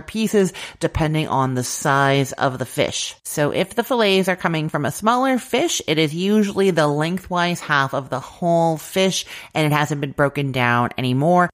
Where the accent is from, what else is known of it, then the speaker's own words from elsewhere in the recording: Canada; I'm Canadian